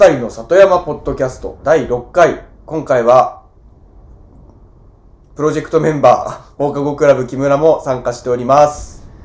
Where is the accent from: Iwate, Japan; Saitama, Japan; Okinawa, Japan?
Saitama, Japan; moved away as an adult; also born or lived in Tsuyazaki, Fukutsu, Fukuoka; now in Fukutsu, Japan; 僕は、えっ、ー、と、出身は埼玉県でして、はい。2010年に、えー、ここ津屋崎に移住してきました。